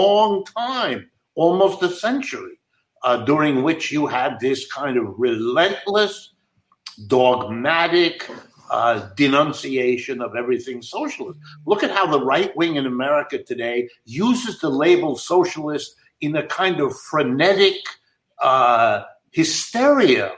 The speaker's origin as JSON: {"language": "English", "town": "Youngstown", "region": "Ohio", "country": "United States", "tie": "born or raised there", "said": "I was born in Youngstown, Ohio"}